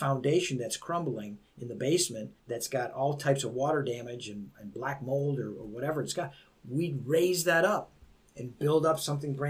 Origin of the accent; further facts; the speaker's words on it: Beachwood, United States; I was raised in Beechwood. I was the only Italian that went there.